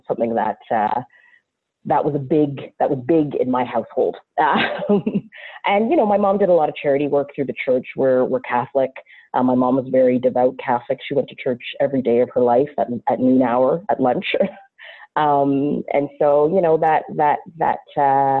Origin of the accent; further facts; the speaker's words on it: Ottawa, Ontario, Canada; first language English; I grew up in Ottawa, Ontario, Canada, which is the capital city of my fantastic country.